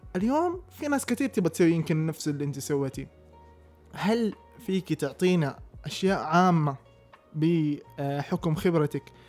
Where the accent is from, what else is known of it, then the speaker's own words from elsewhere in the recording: Taif, Makkah Province, Saudi Arabia; moved away as an adult; also born or lived in Jeddah; جيت انا من الطائف فجيت ادرس في جده